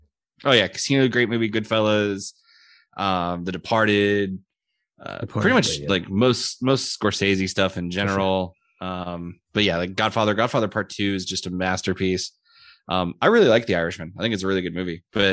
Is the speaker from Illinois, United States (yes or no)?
no; Houston, Texas, United States; I was born and raised in Houston.